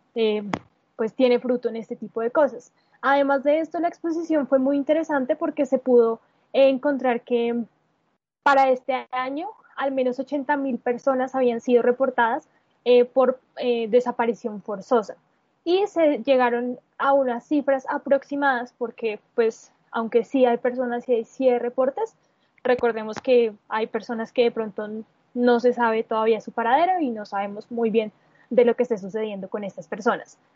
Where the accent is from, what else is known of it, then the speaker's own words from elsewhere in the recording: Colombia; nuestra identidad como colombianos